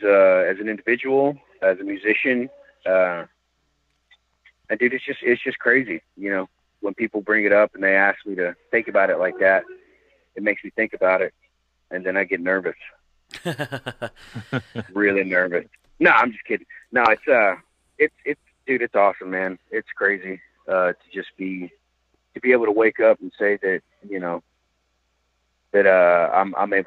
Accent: Fort Worth, Texas, United States; I was born and raised in Fort Worth

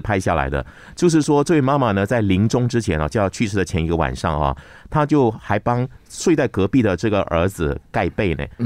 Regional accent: Malaysia; 我们马来西亚一个文化界的一个大佬

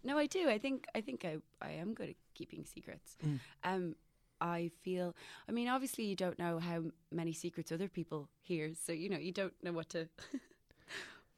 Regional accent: Killiney, Leinster, Ireland; now in Dublin, Ireland; I feel great about my hometown. I'm really lucky. I'm from a lovely house in Killiney

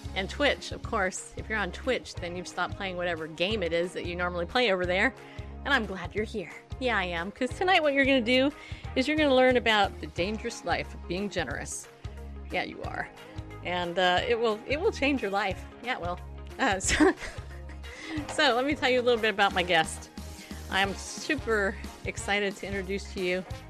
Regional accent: Southern California, United States; now in Tennessee, United States; I grew up in Southern California, really close to Angel Stadium

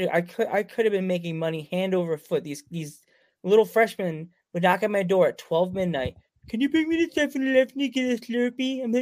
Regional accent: Central Islip, New York, United States; I grew up in Central Islip, and I grew up like 5 blocks from Duck Stadium.

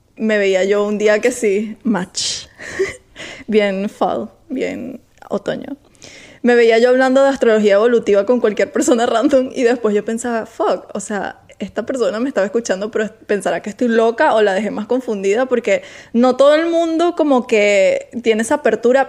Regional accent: Venezuela; now in Miami, United States

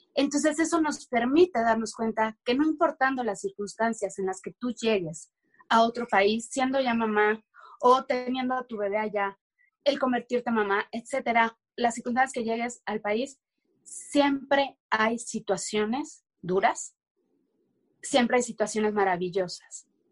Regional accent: Mexico; moved away as an adult; en México, tan siquiera en mi país

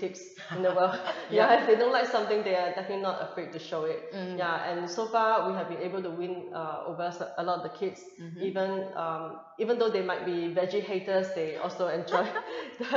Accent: Hong Kong; moved away; also born or lived in Singapore; I grew up in Hong Kong. Originally, and then I did my studies in Singapore as well

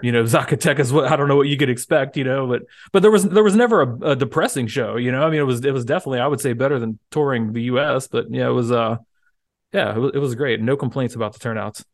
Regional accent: United States; as an American

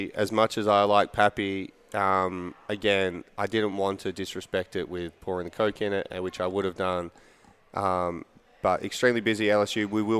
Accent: Perth, Western Australia, Australia; now in Kentucky, United States

